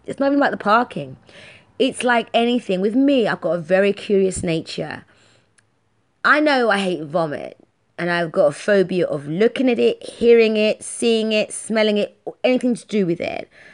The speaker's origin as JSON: {"language": "English", "region": "London", "country": "United Kingdom", "said": "I'm from London. I'm streetwise"}